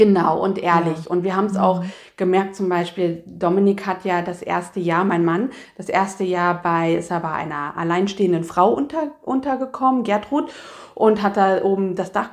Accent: East Germany, Germany; Ich bin ja eigentlich ein, ich komme ja aus dem Osten eigentlich

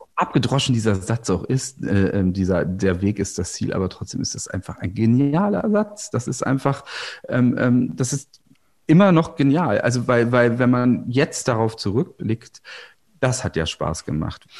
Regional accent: Goslar, Lower Saxony, Germany; moved away; also born or lived in Berlin; ich bin ja am Harz aufgewachsen oder am Harz, wie man sagen, also in der Kleinstadt Goslar, das ist im Westharz

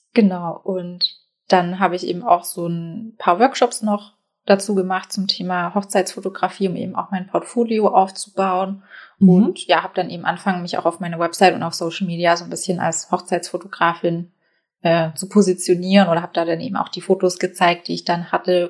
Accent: Baden-Württemberg, Germany; now in Hamburg, Germany; Ich wohne in Hamburg. Ich komme ursprünglich aus Baden-Württemberg. Das hört man vielleicht noch so ein bisschen raus.

